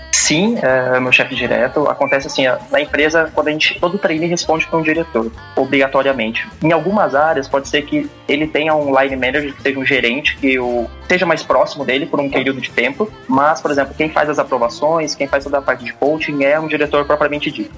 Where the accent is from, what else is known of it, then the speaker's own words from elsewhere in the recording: Jacareí, São Paulo, Brazil; moved away as an adult; also born or lived in Campo Grande; now in São Paulo, Brazil; eu sou natural de Jacareí, interior de São Paulo. Atualmente vivo na capital